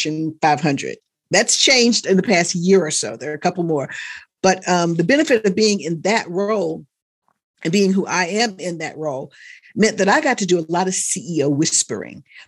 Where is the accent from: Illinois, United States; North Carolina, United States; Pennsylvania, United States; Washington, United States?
North Carolina, United States; I grew up in North Carolina. I wasn't born there, but I grew up in North Carolina